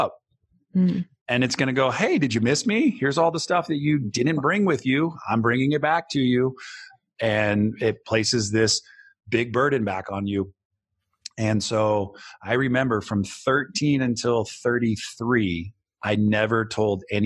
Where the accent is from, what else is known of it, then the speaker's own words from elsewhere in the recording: Bay Area, California, United States; I grew up in the Bay Area